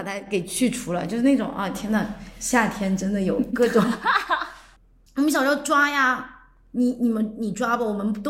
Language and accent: Chinese; coastal southern China, China; 我们可是沿海长大的，